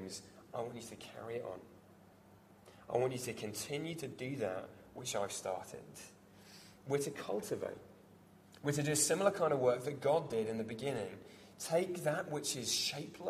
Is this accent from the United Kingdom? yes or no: yes; Devon, South West England, United Kingdom; I grew up in Devon, surrounded by farms, surrounded by farmers.